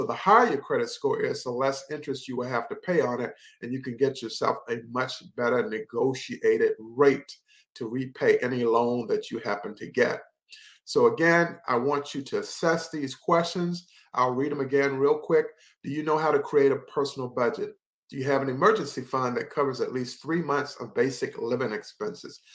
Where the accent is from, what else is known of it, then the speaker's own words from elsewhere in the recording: Henderson, North Carolina, United States; I worked for Foxpond in Henderson, North Carolina. We helped set up that recreation facility in my hometown